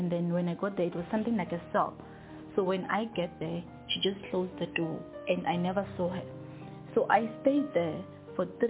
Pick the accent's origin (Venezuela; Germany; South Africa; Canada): South Africa; Kiani, Limpopo; I was raised and born in Kiani, Limpopo